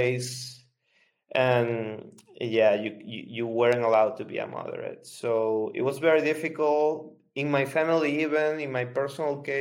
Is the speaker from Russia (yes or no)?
no; Venezuela; I'm from Venezuela